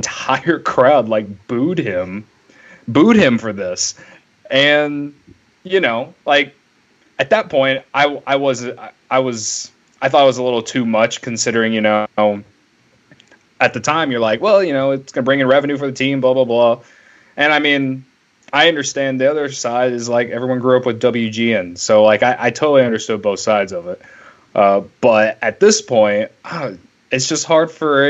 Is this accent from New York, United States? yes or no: no; Illinois, United States; we're from Illinois